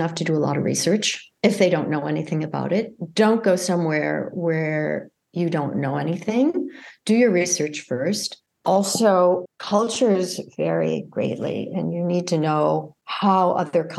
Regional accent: United States; moved away as an adult; also born or lived in France; as an American

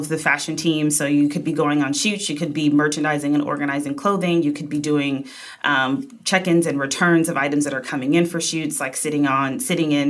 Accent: Wisconsin, United States; moved away as an adult; now in New York, United States; I'm from Wisconsin

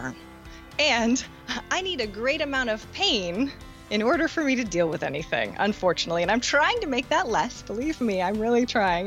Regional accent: Maine, United States; moved away; when I just moved to Maine, or moved back to Maine, I'm from Maine originally.

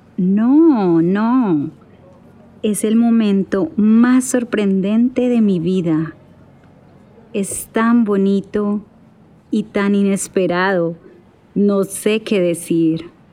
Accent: Colombia; also born or lived in Toronto; soy de Colombia, pero ahora estoy en Toronto

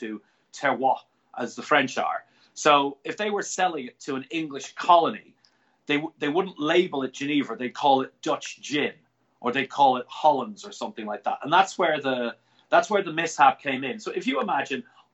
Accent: Ireland; I'm an Irishman

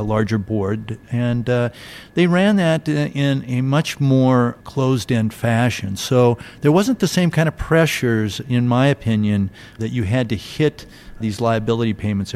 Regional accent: Seattle, Washington, United States; I'm from the Seattle, Washington area

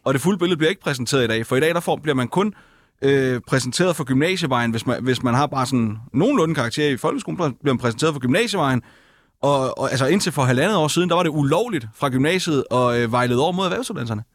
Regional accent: Funen, Southern Denmark, Denmark; hjemme på Fyn, hvor jeg kommer fra

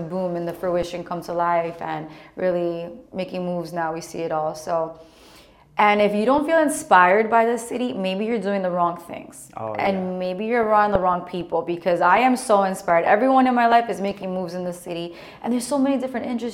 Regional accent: Miami, Florida, United States; I'm from Miami. I was raised here, you know? So elementary, middle school, high school, now, like, it's everything

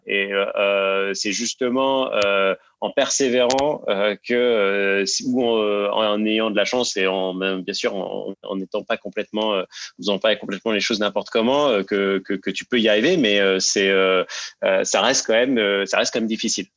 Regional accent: Seine-Saint-Denis, Paris suburbs, Île-de-France, France; je viens de banlieue parisienne et euh, de Seine-Saint-Denis plus précisément

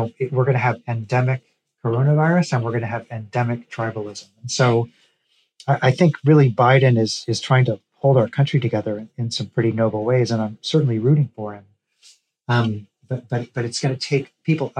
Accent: Missouri, United States; now in Tennessee, United States; I'm from Missouri. I've spent a lot of time in rural Missouri. I live in Tennessee.

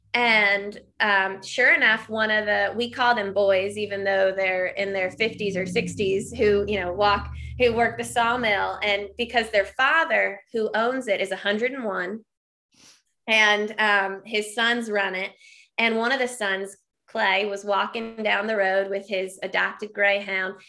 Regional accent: Midwesterner in Wisconsin, United States; I'm, like, still thinking as a Midwesterner in Wisconsin

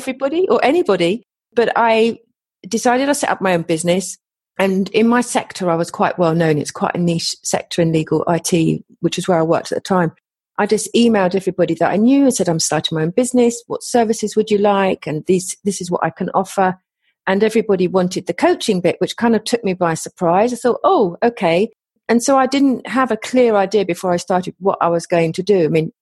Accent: England, United Kingdom; accent: English; my English accent

